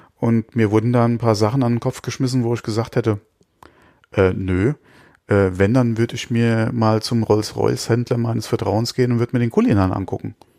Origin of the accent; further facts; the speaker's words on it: Germany; bei uns in Deutschland